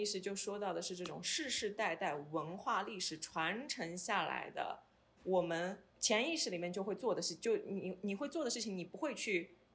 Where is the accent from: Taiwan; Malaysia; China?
China; Hangzhou, Zhejiang; moved away as an adult; now in Edmonton, Canada; 我的家乡杭州